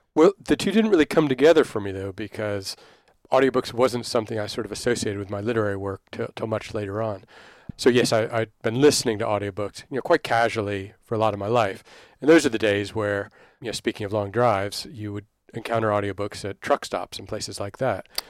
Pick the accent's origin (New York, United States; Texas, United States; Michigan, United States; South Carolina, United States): Texas, United States; Dallas; now in London, United Kingdom; I grew up in Dallas there